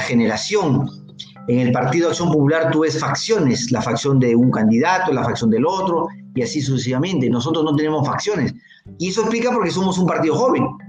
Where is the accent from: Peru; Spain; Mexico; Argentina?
Peru; Piura; yo soy provinciano, yo soy piurano